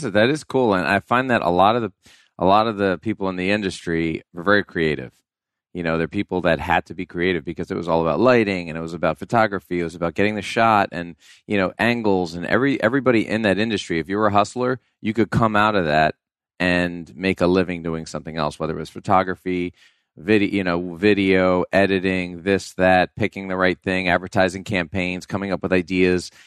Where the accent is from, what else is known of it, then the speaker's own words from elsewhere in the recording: New York, United States; I grew up in New York, so I was, like, shoveling driveways